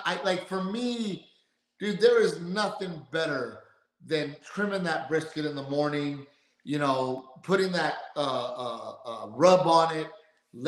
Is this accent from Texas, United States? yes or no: yes; Texas, United States; moved away; also born or lived in California; being a Texan and growing up in Texas